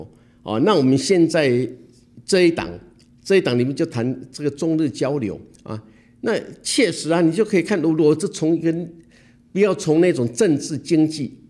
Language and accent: Chinese; Taiwan; 我们台湾人